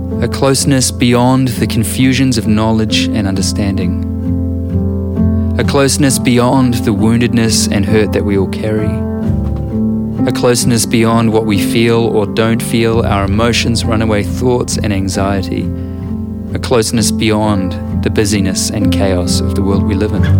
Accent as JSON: {"language": "English", "country": "New Zealand"}